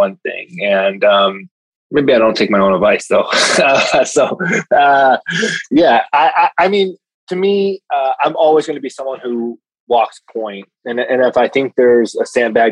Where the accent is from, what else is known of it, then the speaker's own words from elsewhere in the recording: Chicago, Illinois, United States; Single mom, Chicago cop, growing up on the South Side of Chicago